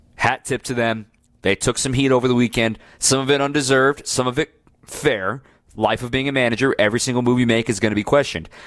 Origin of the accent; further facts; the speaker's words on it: Dallas, Texas, United States; now in Milwaukee, United States; I grew up in the Dallas Metroplex when I was younger